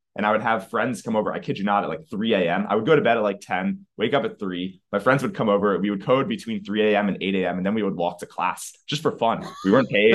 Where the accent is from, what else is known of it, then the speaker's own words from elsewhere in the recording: outside of Philadelphia, Pennsylvania, United States; now in San Francisco, United States; currently in San Francisco, but grew up outside of Philadelphia.